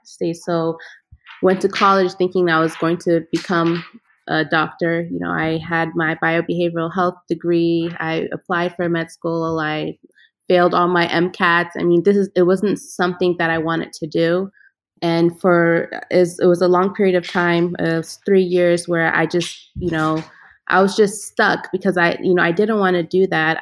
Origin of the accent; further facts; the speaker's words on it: Ethiopia; moved away; I grew up in Ethiopia. My father is from Ghana. My mother is of Ethiopian